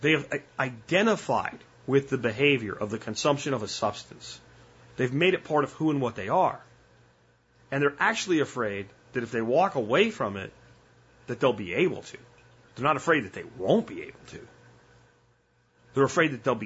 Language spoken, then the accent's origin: English; New Jersey, United States; moved away